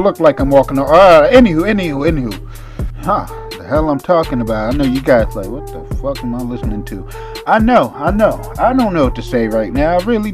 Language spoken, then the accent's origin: English; Boston, Massachusetts, United States; now in New Jersey, United States; I'm from Boston. Born and raised